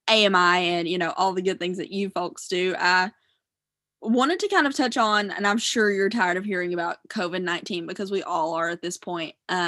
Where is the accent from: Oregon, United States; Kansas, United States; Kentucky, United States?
Kentucky, United States; Eastern